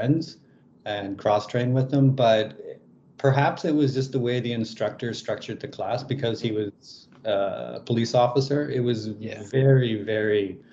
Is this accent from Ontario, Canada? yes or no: no; Lethbridge, Alberta, Canada; I grew up in Canada in the province of Alberta in a town called Lethbridge